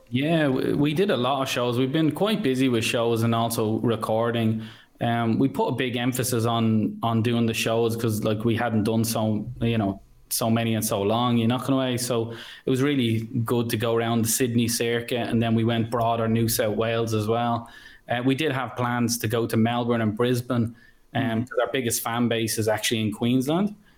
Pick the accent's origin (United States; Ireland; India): Ireland; moved away; I'm from mm. Ireland